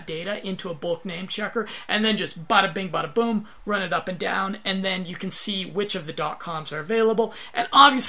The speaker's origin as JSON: {"language": "English", "country": "United States", "said": "I'm American."}